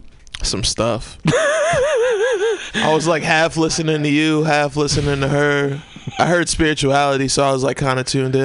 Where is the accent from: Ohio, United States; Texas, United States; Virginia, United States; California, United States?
Virginia, United States; Bealeton; moved away as an adult; also born or lived in Warrenton, Virginia; now in San Francisco, United States; Town called Bealeton, Virginia. Was where I was raised. Town I was born in was called Warrenton, Virginia. I was born in Fauquier Hospital